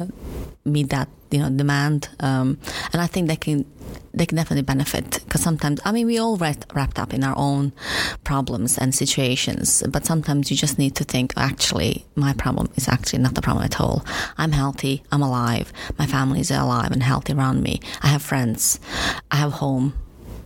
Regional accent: Bosnia & Herzegovina; now in Stoke-on-Trent, United Kingdom; I'm Bosnian

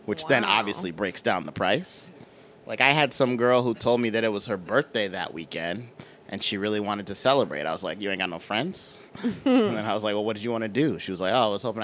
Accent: United States; I'm clearly from America

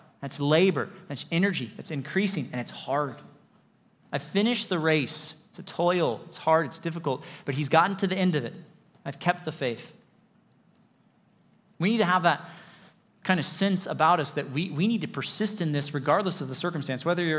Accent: Lake Arrowhead, California, United States; I grew up in the mountains. I grew up in Lake Arrowhead, and I learned to drive in the mountains on those crazy, turny, twisty, switchbacky roads.

